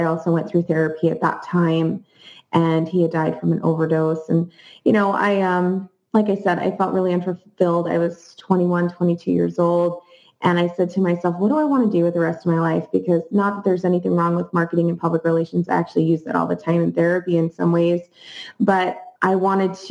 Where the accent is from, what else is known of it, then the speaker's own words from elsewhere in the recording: New Jersey, United States; I grew up in New Jersey in a beautiful suburban community